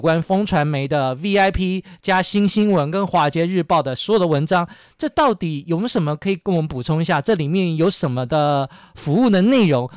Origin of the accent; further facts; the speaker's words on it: Taiwan; 而且我们台湾人每次都在